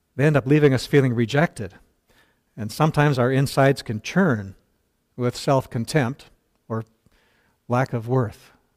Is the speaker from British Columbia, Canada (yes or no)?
yes; Burnaby, British Columbia, Canada; I grew up in North Burnaby. Uh, North Burnaby suburb of Vancouver